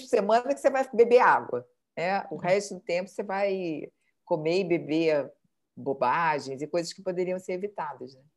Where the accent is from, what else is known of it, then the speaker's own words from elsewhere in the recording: Brazil; moved away as an adult; also born or lived in New York; now in Lisbon, Portugal; saí do Brasil